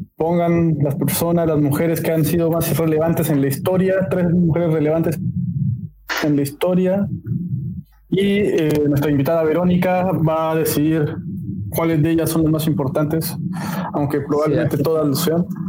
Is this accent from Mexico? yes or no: yes; Mexico; como mexicano